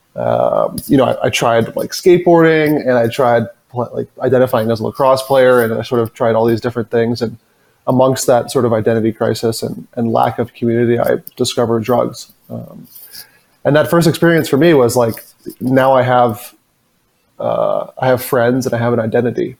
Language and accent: English; suburb outside of Boston, Massachusetts, United States; I grew up, like you said, in a small suburban town. Well, it's not really that small, but small suburban town uh, outside of Boston